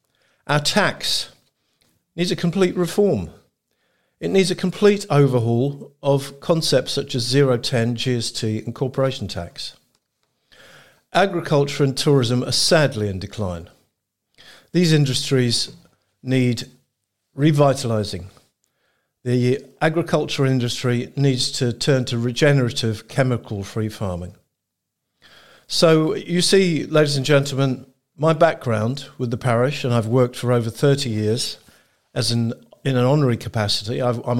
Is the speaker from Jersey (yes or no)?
yes; St Helier, Jersey; I was born in St Helier and raised in the Central District as a child. I work in St Helier and I live in St Helier currently.